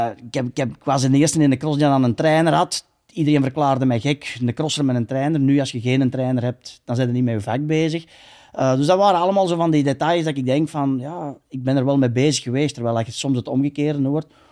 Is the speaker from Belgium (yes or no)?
yes; Belgium